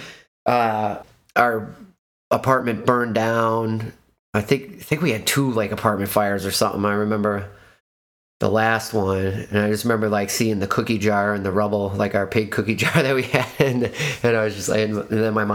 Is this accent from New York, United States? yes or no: no; Chicago, Illinois, United States; moved away; I'm a Chicagoan, but I left many a times.